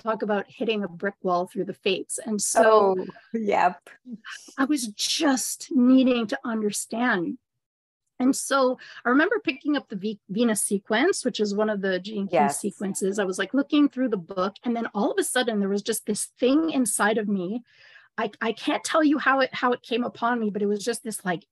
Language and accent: English; Montreal, Quebec, Canada; I am actually from Ra's hometown, Montreal, Canada